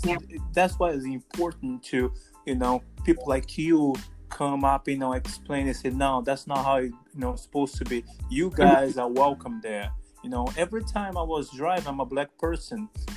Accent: Brazil; also born or lived in United States; now in Accra, Ghana; I'm originally from Brazil, you know, but I moved to America 15 years ago.

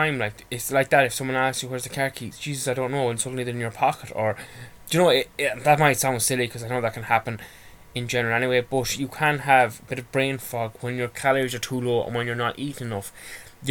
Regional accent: Ireland; I'm Irish and a bit of a homebird

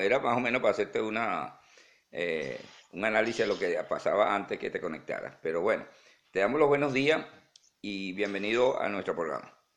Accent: Venezuela; now in Houston, United States; muchos venezolanos que estamos fuera del país

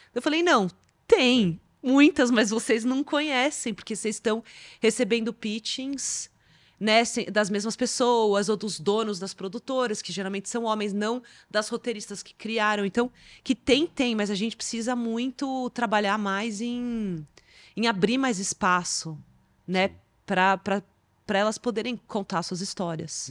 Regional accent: Brazil; eu sendo brasileira

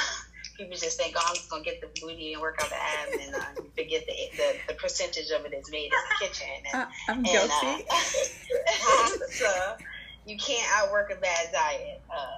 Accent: Connecticut, United States; now in Brooklyn, United States; I am the health and wellness and nutrition coach of Passport to Fitness. I'm originally from Connecticut, but right now I reside in Brooklyn, New York.

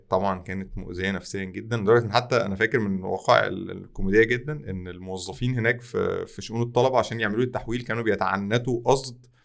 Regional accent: Tanta, Gharbia, Egypt; ما كانش انا من طنطا اصلا فطنطا ما كانش فيها نماذج

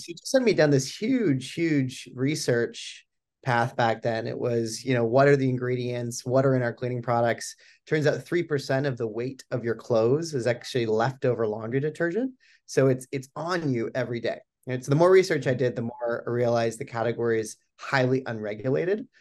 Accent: Boulder, Colorado, United States; moved away as an adult; I'm born and raised in Boulder, Colorado

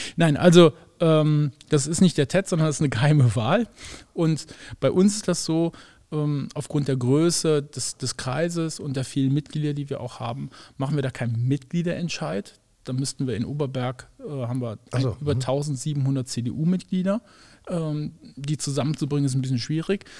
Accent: Germany; wir als Deutsche

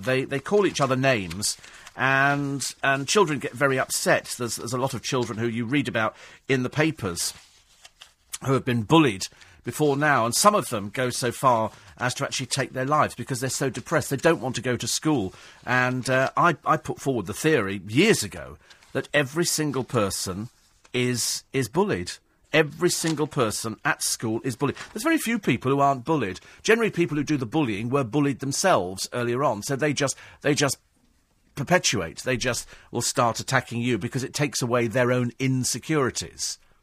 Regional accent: United Kingdom; We're British

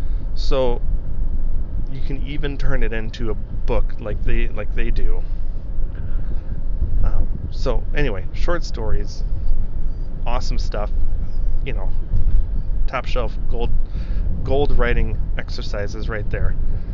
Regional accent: Italy; I'd only ever been, like I said, I grew up in Europe, in Italy.

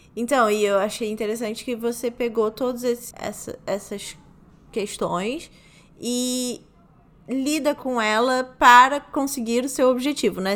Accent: Rio de Janeiro, Brazil; Eu sou do Rio de Janeiro

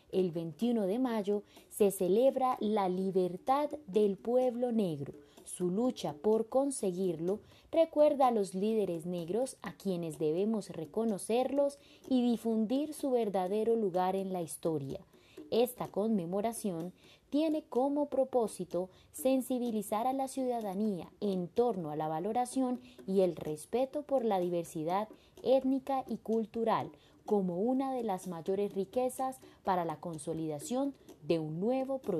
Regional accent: Colombia; pese a que somos colombianos todos muchas veces

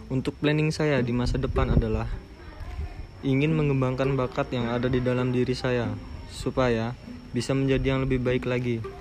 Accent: Sukadana, Lampung, Indonesia; Saya berasal dari Lampung Timur, tepatnya di daerah Sukadana.

